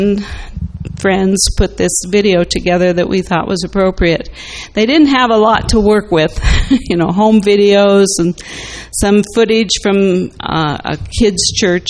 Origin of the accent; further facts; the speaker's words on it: Plentywood, Montana, United States; now in Walla Walla, United States; Carl was born in what I call my hometown in Montana. So, big family circle here